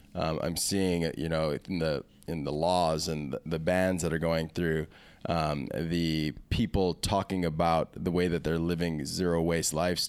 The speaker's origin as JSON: {"language": "English", "town": "Kailua", "region": "Hawaii", "country": "United States", "tie": "born or raised there", "said": "Yeah, city boy. But I grew up in Kailua, mostly."}